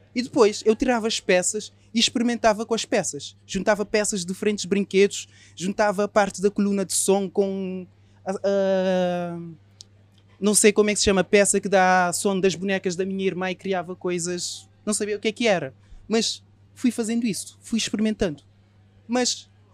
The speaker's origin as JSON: {"language": "Portuguese", "country": "Cape Verde", "moved": "as an adult", "lives_now": "Portugal", "said": "Aos 18 anos eu saí de Cabo Verde e vim para Portugal."}